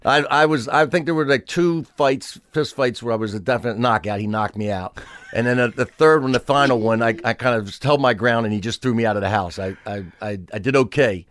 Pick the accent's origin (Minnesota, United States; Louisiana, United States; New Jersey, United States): New Jersey, United States; Pennsville; Pennsville. So, like, small, everybody worked for E I DuPont, the chemical factory